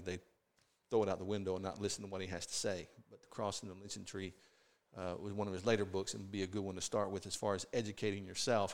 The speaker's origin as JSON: {"language": "English", "region": "the South", "country": "United States", "tie": "born or raised there", "said": "growing up in the South"}